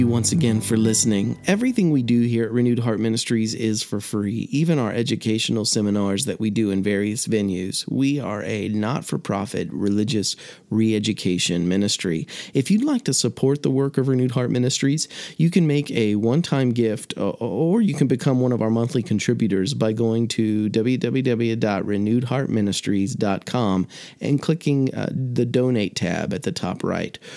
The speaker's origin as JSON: {"language": "English", "country": "United States", "said": "as an American"}